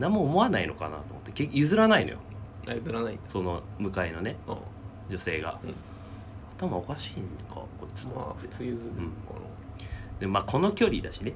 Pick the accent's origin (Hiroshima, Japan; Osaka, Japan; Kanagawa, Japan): Kanagawa, Japan; Yokohama; 俺たち出身神奈川じゃない？